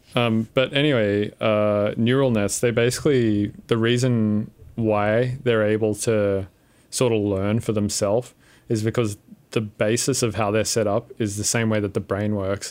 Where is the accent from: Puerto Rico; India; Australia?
Australia; Windsor, New South Wales; I grew up in Windsor, which is, like, just the worst place.